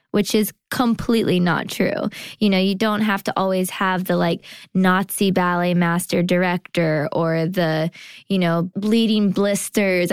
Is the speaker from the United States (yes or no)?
yes; California, United States; now in New York, United States; I did lots of T V and commercials and things like that growing up in California.